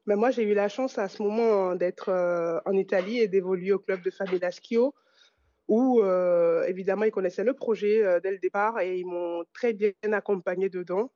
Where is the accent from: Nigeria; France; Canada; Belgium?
France; also born or lived in Italy; je fais le choix de revenir en France